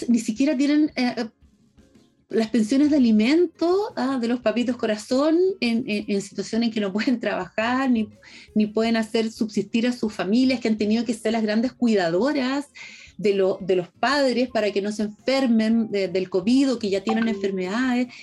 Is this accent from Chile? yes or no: yes; Chile